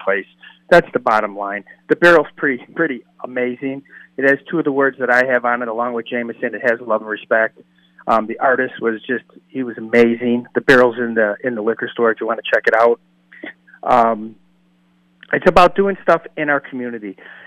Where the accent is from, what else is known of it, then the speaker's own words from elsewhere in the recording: Chicago, Illinois, United States; now in Denver, United States; I am from Chicago.